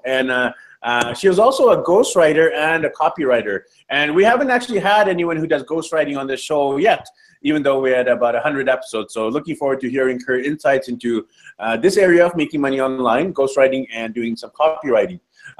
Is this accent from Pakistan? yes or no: no; Vancouver, British Columbia, Canada; a fellow Canadian on the show. I'm from Vancouver, Canada